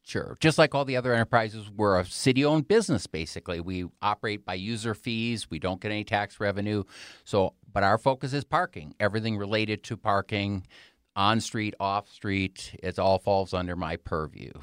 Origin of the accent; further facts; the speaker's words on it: Wisconsin, United States; moved away as an adult; now in Colorado Springs, United States; I was born and raised in Wisconsin and went to school there